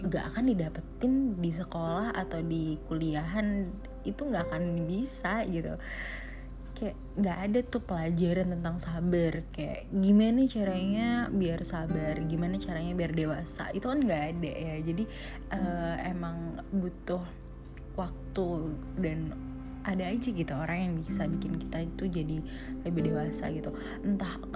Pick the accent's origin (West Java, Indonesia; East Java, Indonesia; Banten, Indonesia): West Java, Indonesia; Bekasi; now in Bandung, Indonesia; sebenarnya beti-beti sih aku dari Bekasi terus ke Bandung gitu ya terus ketemu juga dengan Dilannya aku gitu